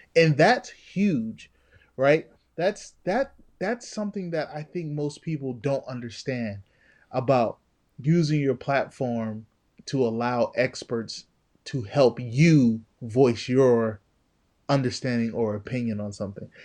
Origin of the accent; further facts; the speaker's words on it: New Jersey, United States; I'm from Jersey